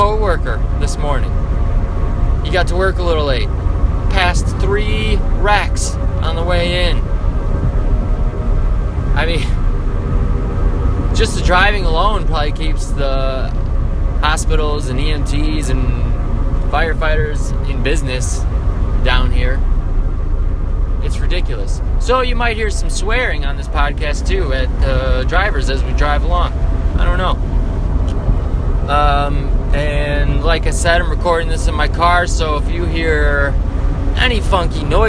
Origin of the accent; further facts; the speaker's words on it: north of Chicago, Illinois, United States; now in Texas, United States; I'm originally from Illinois, a little north of Chicago